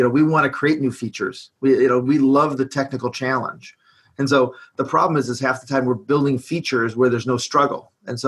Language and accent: English; Detroit, Michigan, United States; I'm from Detroit